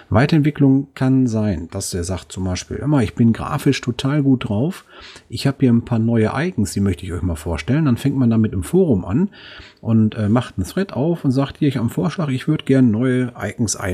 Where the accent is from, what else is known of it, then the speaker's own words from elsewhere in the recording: Duisburg, North Rhine-Westphalia, Germany; Und zwar bei uns in Duisburg, ähm, da ist es öfters mal, wenn der Rhein Hochwasser fährt